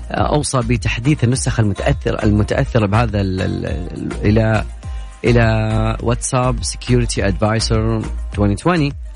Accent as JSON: {"language": "Arabic", "country": "Saudi Arabia", "said": "عندنا بالسعوديه"}